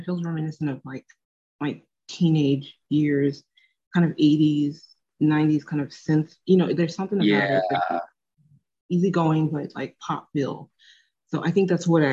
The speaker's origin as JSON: {"language": "English", "region": "Arizona", "country": "United States", "tie": "born or raised there", "said": "I grew up in Arizona"}